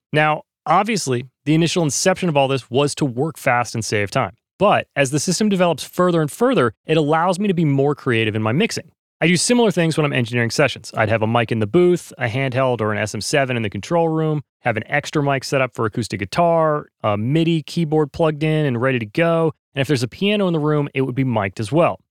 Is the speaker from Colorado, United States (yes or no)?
no; North Carolina, United States; now in Los Angeles, United States; I grew up in North Carolina